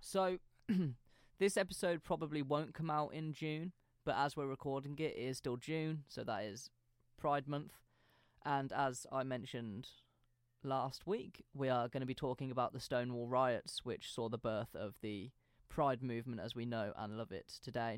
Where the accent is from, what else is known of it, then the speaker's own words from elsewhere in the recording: United Kingdom; we grew up in British schools